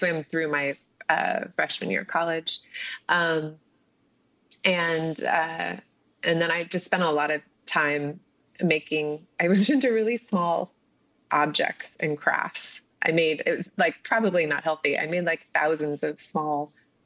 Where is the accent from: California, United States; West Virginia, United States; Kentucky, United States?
California, United States; Southern; moved away as an adult; also born or lived in Paris; I grew up in Southern California